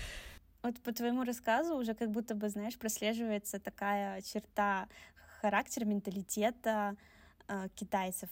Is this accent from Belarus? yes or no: yes; Belarus; я вообще из Белоруссии по паспорту, и по национальности